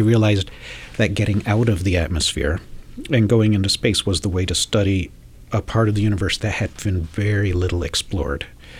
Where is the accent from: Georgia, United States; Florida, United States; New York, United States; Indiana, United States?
Georgia, United States; Atlanta; no, I grew up in Atlanta, Georgia.